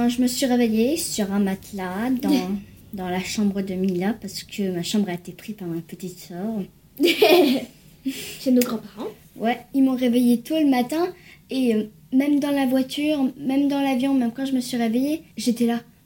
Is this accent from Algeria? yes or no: no; France; now in United States; je suis née en France